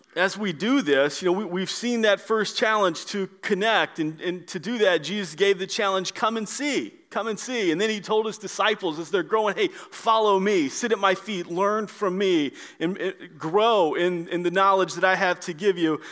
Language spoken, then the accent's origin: English; Orlando, Florida, United States; moved away; I'm from the Orlando area and I know Florida a little bit